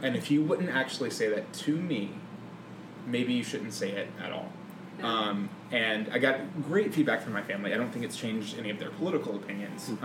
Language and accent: English; Mississippi, United States; moved away; I grew up in Mississippi in a very conservative Christian family